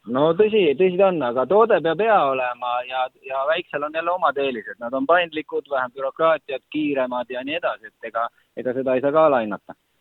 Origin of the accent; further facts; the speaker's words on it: Estonia; ma olen Eestist